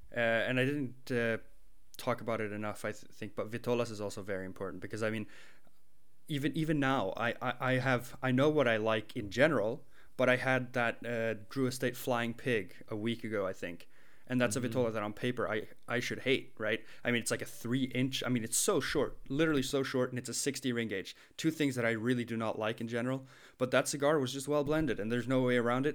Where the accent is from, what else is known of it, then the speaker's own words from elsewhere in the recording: China; moved away; also born or lived in Sweden; when I was growing up in China